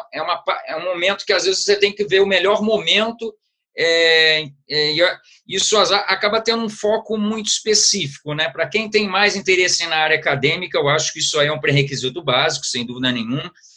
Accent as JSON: {"language": "Portuguese", "region": "Rio de Janeiro", "country": "Brazil", "tie": "born or raised there", "also_born_or_lived": "Niterói", "said": "eu fiz minha formação é, inicial toda no Rio de Janeiro, onde, eu, onde, onde minha família, onde, eu, onde eu nasci de qualquer forma"}